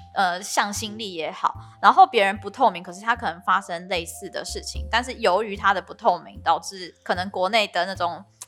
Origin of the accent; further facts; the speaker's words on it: Taiwan; 我就是台湾人